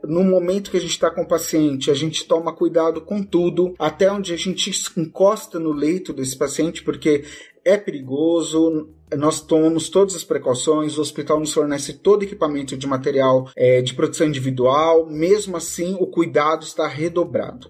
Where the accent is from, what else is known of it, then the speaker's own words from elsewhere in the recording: Guarulhos, São Paulo, Brazil; sou de Guarulhos, São Paulo